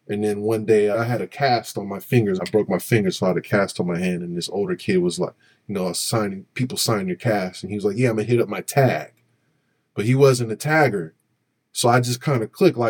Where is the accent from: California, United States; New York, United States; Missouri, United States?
California, United States; San Francisco; growing up in Lakeview? It was dope, but it was like a foggy, desolate cut that was full of families.